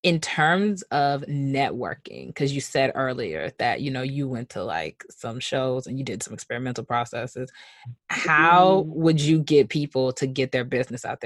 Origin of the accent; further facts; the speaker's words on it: Nigeria; us being Nigerian